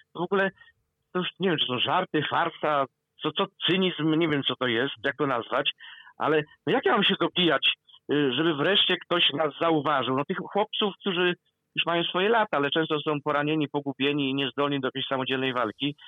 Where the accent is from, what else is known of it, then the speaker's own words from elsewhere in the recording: Kielce region, Świętokrzyskie Voivodeship, Poland; ja, który pochodzę z Kielecczyzny rodem